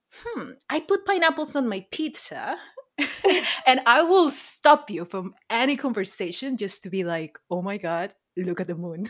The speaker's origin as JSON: {"language": "English", "country": "Peru", "tie": "born or raised there", "moved": "as an adult", "lives_now": "Los Angeles, United States", "said": "born and raised in Peru"}